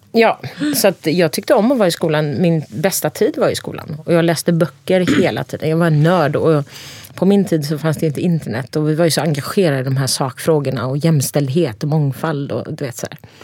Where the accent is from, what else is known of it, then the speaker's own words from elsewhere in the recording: Cihanbeyli, Konya, Turkey; also born or lived in Ankara, Turkey; now in Sweden; I Jahanbeyli där jag kommer ifrån